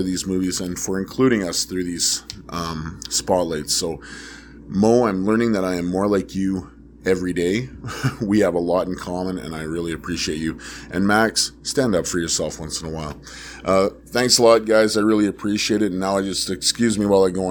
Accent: Prince Albert, Saskatchewan, Canada; I'm from Prince Albert, Saskatchewan, Canada.

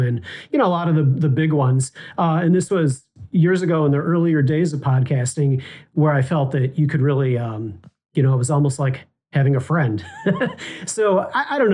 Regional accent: Chicago, Illinois, United States; I'm Chicago-based

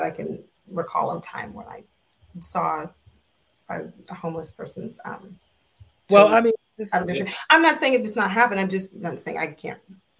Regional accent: Orlando, Florida, United States; moved away as an adult; now in Maryland, United States; So no, not Broward County. I'm from Orlando. I'm from Orange County.

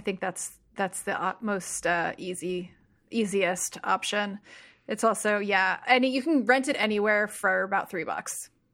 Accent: New Jersey, United States; I'm from Jersey

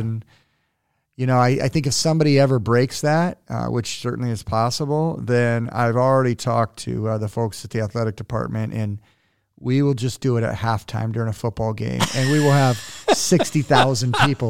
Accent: Cuba; also born or lived in Puerto Rico / San Diego; But I grew up in Cuba and Puerto Rico, which was fascinating and totally awesome.

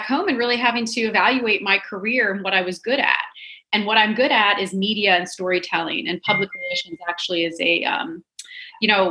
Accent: DC area, Maryland, United States; moved away as an adult; also born or lived in San Diego, California; I'm originally from the Maryland, DC area

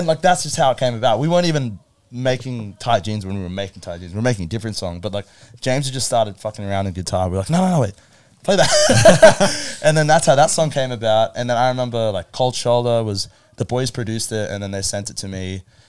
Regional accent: Philippines; I'm Filipino.

